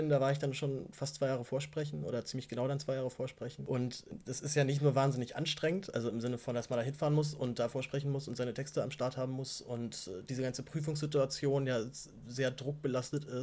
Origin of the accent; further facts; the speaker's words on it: Berlin, Germany; Ich bin, aus Berlin, deswegen also, deshalb hatte ich, habe ich mich nicht viel bewegen müssen tatsächlich.